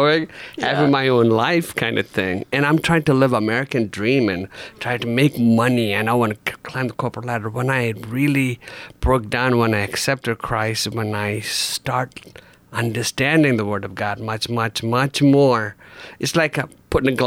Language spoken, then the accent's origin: English; India; also born or lived in Grand Rapids, United States; now in United States; I was born in India, and the Hindu family